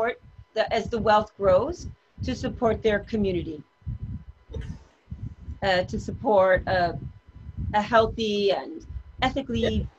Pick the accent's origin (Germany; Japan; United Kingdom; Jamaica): Japan; now in New York, United States; I grew up in Japan.